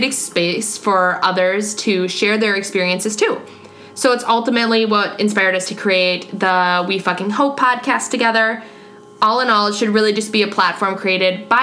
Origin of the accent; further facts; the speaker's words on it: Wisconsin, United States; also born or lived in Madison, Wisconsin; I'm born and raised in Wisconsin, went to Madison for college, and now I'm in Milwaukee for my first big girl job.